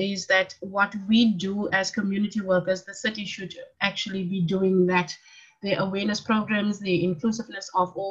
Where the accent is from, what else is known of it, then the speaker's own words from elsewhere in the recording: Cape Town, Western Cape, South Africa; I'm from Mitchell's Plain